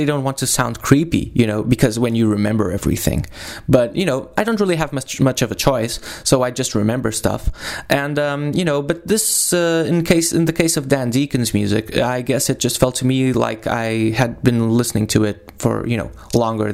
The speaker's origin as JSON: {"language": "English", "region": "Lisbon", "country": "Portugal", "moved": "yes", "lives_now": "Porto, Portugal", "said": "I'm from Lisbon"}